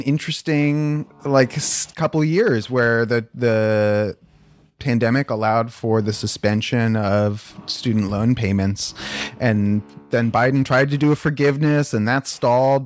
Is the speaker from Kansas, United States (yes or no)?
no; Palo Alto, California, United States; growing up in Palo Alto